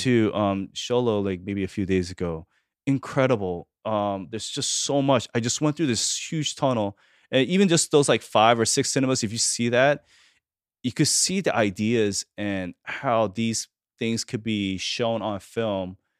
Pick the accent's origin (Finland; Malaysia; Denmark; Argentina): Argentina; moved away; I was born in Argentina